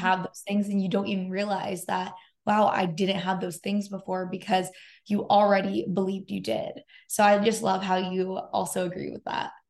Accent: San Diego, California, United States; now in Los Angeles, United States; I live in Los Angeles and um, I'm from San Diego

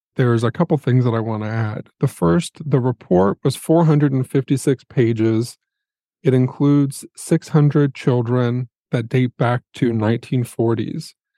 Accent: Indiana, United States; I'm from Indiana. I am not from Maryland

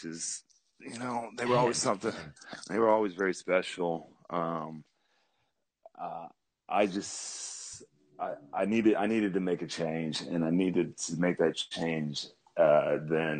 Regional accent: Oklahoma, United States; Growing up in Oklahoma

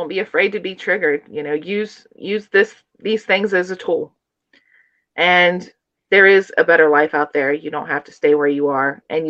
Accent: Appalachia, United States; as well as kind of growing up in Appalachia out on a farm, mm-hmm. and not really feeling like I belonged and kind of getting out of that.

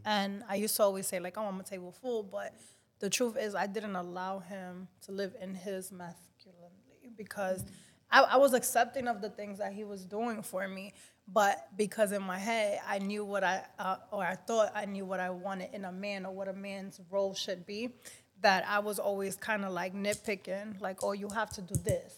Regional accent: Dominican Republic; accent: Dominican; I'm very Dominican. I know you guys can hear my accent

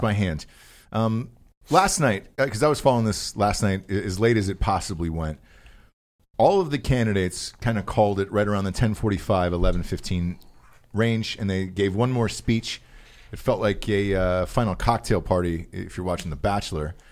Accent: the South, United States; growing up in the South, a, as, as did

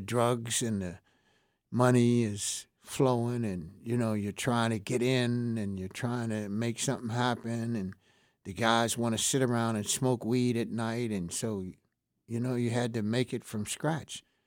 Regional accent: Pittsburgh, Pennsylvania, United States; I was from Homewood. I was an inner city guy. I knew a lot of people there. Most of the guys I knew up, grew up with in Homewood

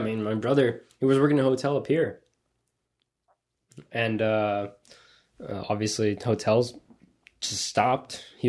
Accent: Coral Springs, Florida, United States; And I grew up in Coral Springs.

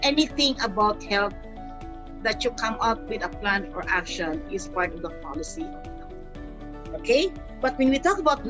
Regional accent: Philippines; So this is an issue that we're facing as a Filipino. That is a one in our country actually

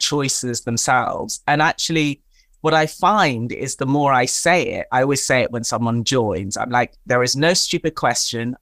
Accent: Tanzania; I am of African or-, origin, I'm from Tanzania in East Africa

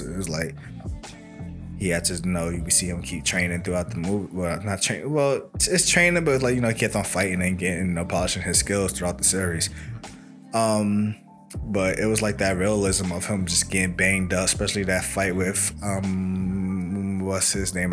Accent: New York City, New York, United States; I'm from Brooklyn too.

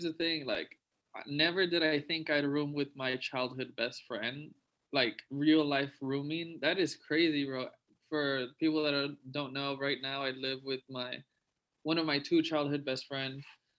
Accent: Laredo, Texas, United States; moved away; shout out to Laredo. You know, that's where we grew up. That's where, like, we were raised

